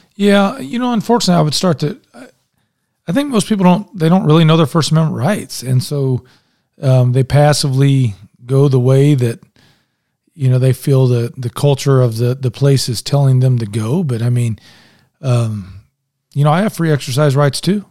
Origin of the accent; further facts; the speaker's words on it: Indianapolis, Indiana, United States; now in Westfield, United States; I grew up in Indianapolis